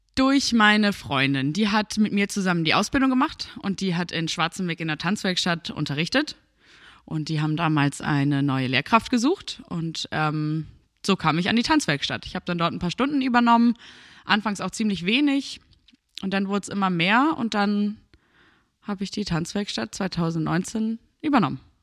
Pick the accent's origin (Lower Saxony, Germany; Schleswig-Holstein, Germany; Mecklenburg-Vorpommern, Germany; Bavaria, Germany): Schleswig-Holstein, Germany; Börnsen; now in Bergedorf, Germany; ich bin 26 Jahre alt und wohne in Bergedorf. Aufgewachsen bin ich aber in Börnsen.